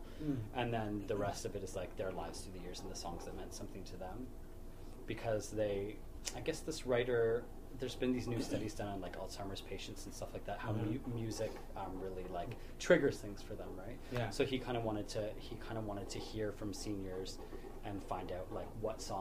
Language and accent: English; just outside of Ottawa, Ontario, Canada; I grew up in just outside of Ottawa